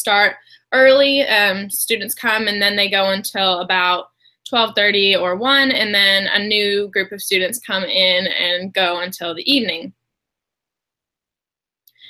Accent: Kentucky, United States; also born or lived in Alaska; I was born in Alaska, but moved to Kentucky when I was young, so I grew up in Kentucky

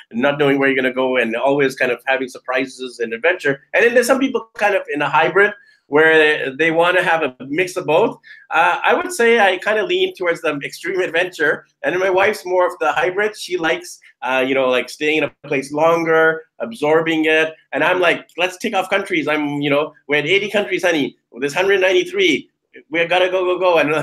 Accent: Vancouver, British Columbia, Canada; I'm from Vancouver, so I'm used to those gloomy, rainy winters

